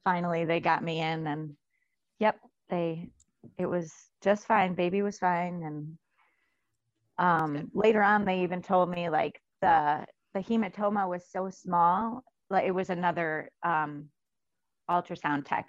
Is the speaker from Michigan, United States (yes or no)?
yes; Memphis, Michigan, United States; I'm from Michigan.